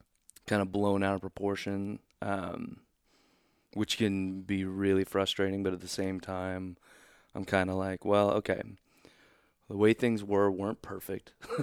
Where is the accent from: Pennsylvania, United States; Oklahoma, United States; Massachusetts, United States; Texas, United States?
Oklahoma, United States; born there; also born or lived in Kansas City; When we moved to Kansas City, I was born in Oklahoma.